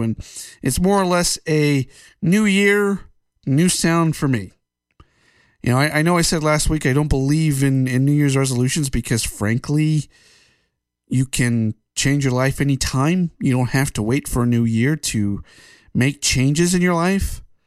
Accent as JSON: {"language": "English", "country": "United States", "said": "as an American"}